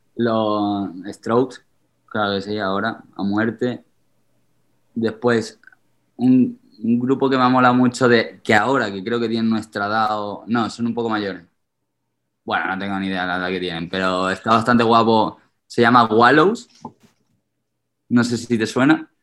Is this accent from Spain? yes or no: yes; Seville, Andalusia, Spain; now in Madrid, Spain; de Caravana somos tres sevillanos que somos amigos de toda la vida. Desde los tres años nos conocemos